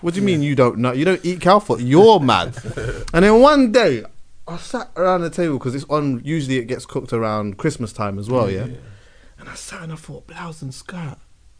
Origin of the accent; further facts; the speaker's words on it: Jamaica; But as a Jamaican, there was always that element of the Aito side of things anyway.